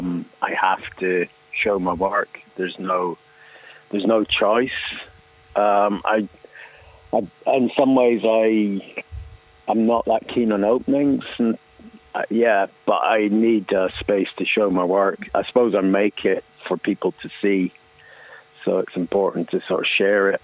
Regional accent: Scotland, United Kingdom; moved away as an adult; now in Cork, Ireland; I'm originally from Scotland. I've been in Cork about 20 years

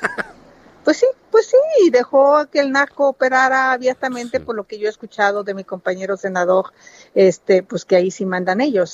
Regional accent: Hidalgo, Mexico; now in Mexico City, Mexico; quiero mucho Hidalgo, nací en Hidalgo, pero tengo más de 40 años de vivir en la Ciudad de México.

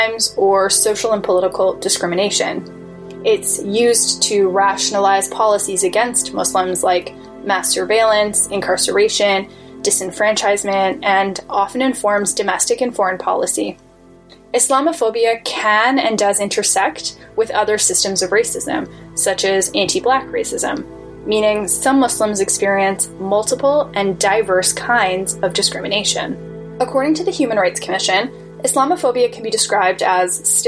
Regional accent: Toronto, Ontario, Canada; I was born and raised in Canada, in Toronto, actually

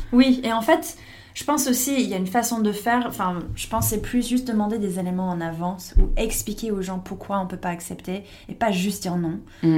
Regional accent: United States; French is a second language; moved away as an adult; now in France; j'étais pas étrangère, j'étais américaine

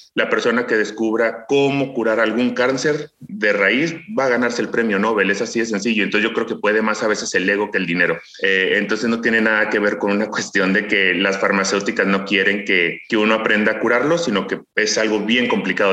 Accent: Ciudad Juárez, Chihuahua, Mexico; yo crecí en una ciudad fronteriza, soy originario de Ciudad Juárez, Chihuahua

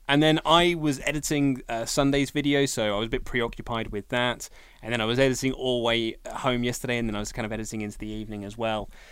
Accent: United Kingdom; a Brit as well

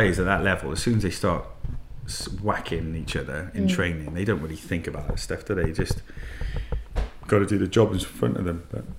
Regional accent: Wales, United Kingdom; also born or lived in Hammersmith, London; now in London, United Kingdom; I was born in Wales and now I live in Hammersmith.

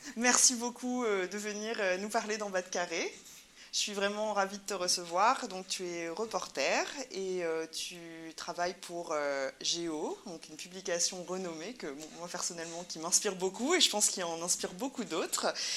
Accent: Réunion; nous, en tant que Réunionnais

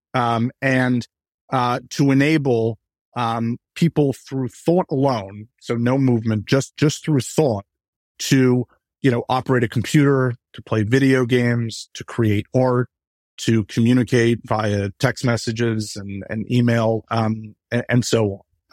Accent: New York, United States; I grew up in New York

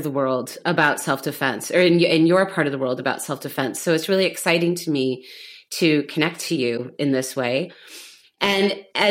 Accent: Chicago, Illinois, United States; now in Berlin, Germany; growing up in the United States, for us, or for basically white suburban kids

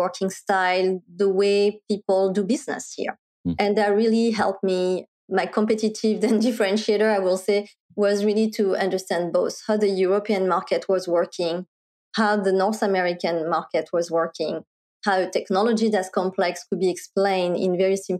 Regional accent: France; accent: French; English is a second language; moved away as an adult; also born or lived in Paris, France / Silicon Valley, United States; now in Bay Area, United States; I was originally born and raised in France

